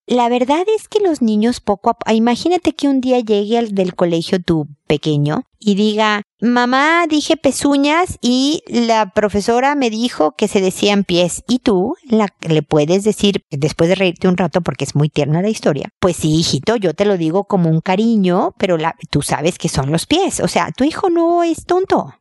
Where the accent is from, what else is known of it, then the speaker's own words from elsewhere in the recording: Mexico; moved away as an adult; also born or lived in United States; now in Chile; yo soy mexicana, como puedes escuchar, vivo en Chile desde hace muchos años